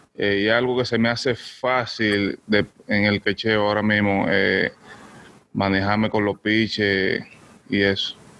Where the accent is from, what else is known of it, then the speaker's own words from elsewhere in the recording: Dominican Republic; moved away; representar República Dominicana aquí con los Yankees